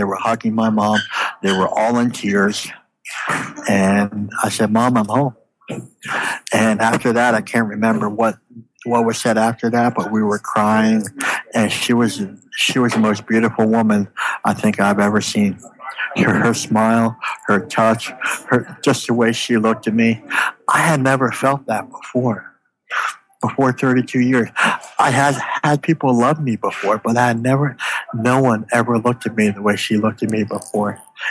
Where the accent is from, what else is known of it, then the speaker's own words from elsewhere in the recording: Canada; "Hey, I'm from Canada. This is pretty cool."